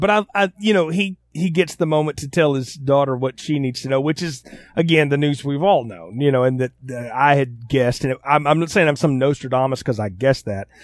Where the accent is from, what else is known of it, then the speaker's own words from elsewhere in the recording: the South, United States; I'm from the South